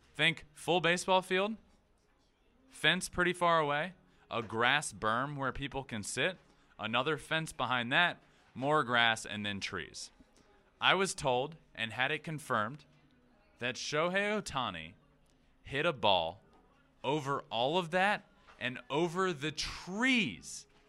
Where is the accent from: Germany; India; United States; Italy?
United States; Goochland, Virginia; I'm from a very small town called Goochland, Virginia.